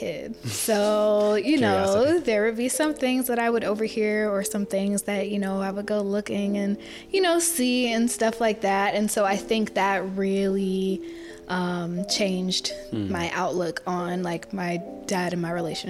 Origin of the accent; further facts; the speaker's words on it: Lakeland, Florida, United States; I am originally from Florida, born and raised Lakeland, Florida.